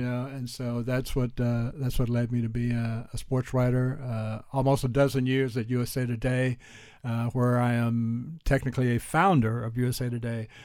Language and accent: English; Houston, Texas, United States; also born or lived in Texarkana, Texas; growing up in Houston